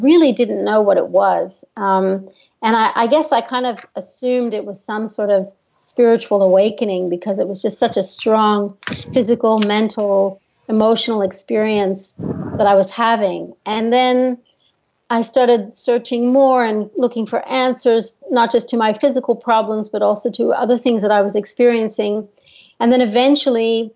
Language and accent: English; United States; moved away as an adult; also born or lived in Australia / New York City; I'm American. But I lived in Australia from when I was 18